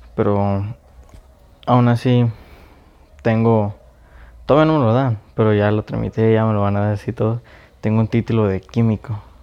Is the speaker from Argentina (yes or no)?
no; Mexico; yo soy de México